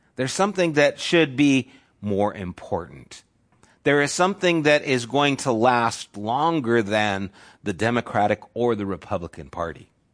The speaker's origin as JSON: {"language": "English", "country": "United States", "said": "As evangelical American Christians"}